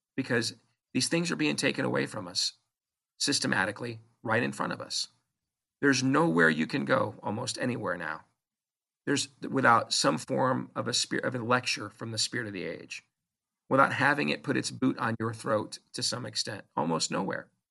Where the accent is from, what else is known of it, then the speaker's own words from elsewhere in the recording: United States; I'm an American